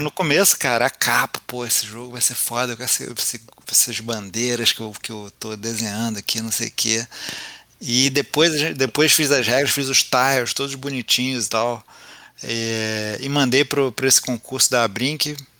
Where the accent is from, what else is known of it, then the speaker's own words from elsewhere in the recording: Rio de Janeiro, Brazil; sou carioca, vascaíno